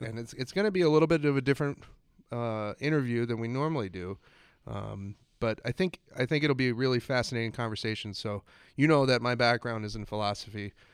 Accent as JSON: {"language": "English", "region": "Florida", "country": "United States", "also_born_or_lived": "Vermont", "moved": "as an adult", "said": "went off to college from Florida to Vermont"}